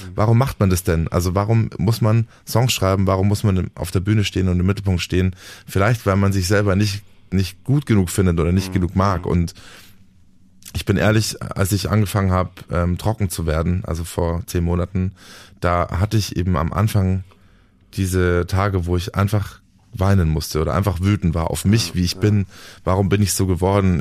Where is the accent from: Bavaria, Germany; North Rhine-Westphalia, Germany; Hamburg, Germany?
Bavaria, Germany; Dachau; also born or lived in Munich; Ich komme aus München. Ich lebe da auch schon, schon immer. Ich bin geboren in Dachau im Norden von München und äh, wohne da immer noch